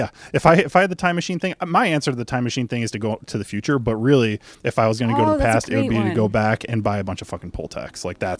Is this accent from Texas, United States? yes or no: no; Illinois, United States; accent: Chicago; I've always just been like Mag with my stupid Chicago accent.